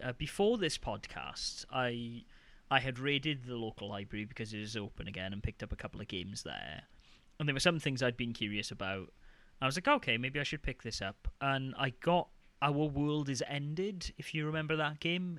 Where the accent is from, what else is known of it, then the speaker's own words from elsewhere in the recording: United Kingdom; I'm just being really British